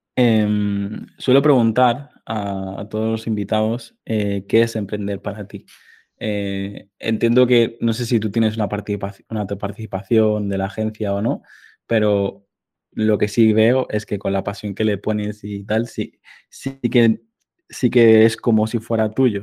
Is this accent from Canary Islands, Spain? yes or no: no; Mallorca, Balearic Islands, Spain; yo soy de Mallorca que está muy cerquita